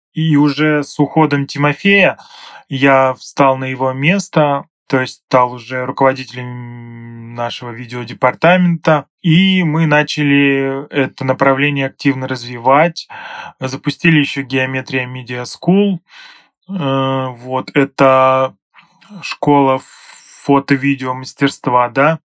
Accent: Kirov Oblast, Russia; moved away as an adult; now in Saint Petersburg, Russia; сам я родом из Кировской области

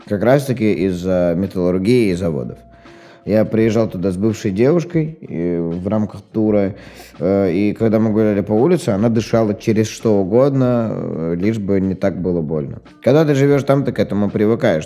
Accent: Novokuznetsk, Kemerovo Oblast, Russia; moved away as an adult; Всё-таки мой родной город Новокузнецк.

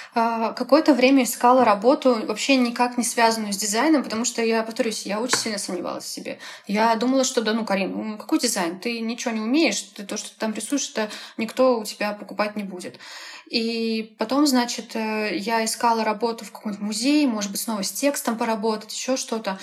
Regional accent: Chernyakhovsk, Kaliningrad Oblast, Russia; moved away; я вообще из Калининградской области. Я закончила школу в городе Черняховск

